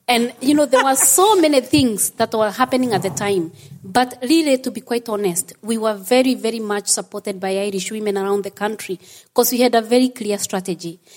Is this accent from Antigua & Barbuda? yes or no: no; Kenya; moved away as an adult; now in Ireland; When I came from Kenya, because I'm originally from Kenya